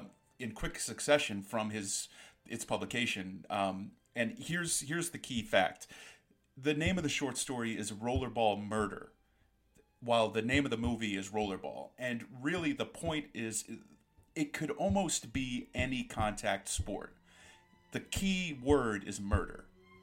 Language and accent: English; Canada; Now, I say that the hockey thing is important, because being Canadian